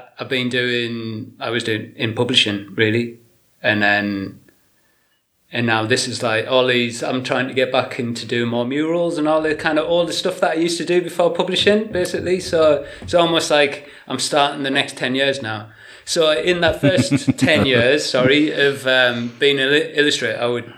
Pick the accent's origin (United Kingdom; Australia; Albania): United Kingdom; Willington, North East England; moved away as an adult; also born or lived in Ipswich / Brighton; now in Shrewsbury, United Kingdom; I'm from County Durham originally